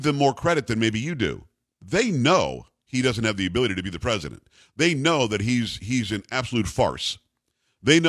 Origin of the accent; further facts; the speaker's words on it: West Palm Beach, Florida, United States; also born or lived in Kalamazoo, Michigan; I'm from West Palm Beach.